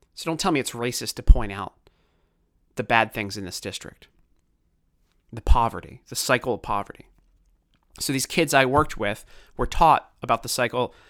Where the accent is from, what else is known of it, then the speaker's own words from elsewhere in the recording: Baltimore, Maryland, United States; accent: Baltimore; I grew up in Baltimore